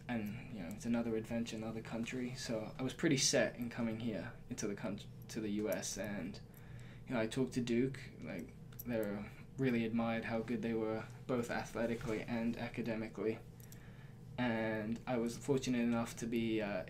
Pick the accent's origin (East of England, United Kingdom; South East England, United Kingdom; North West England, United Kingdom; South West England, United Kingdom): South East England, United Kingdom; Surrey; moved away as an adult; also born or lived in Tokyo, Japan / Durham, North Carolina, United States; now in Blacksburg, Virginia, United States; I definitely say I identify more as British, since that's where I did most of my growing up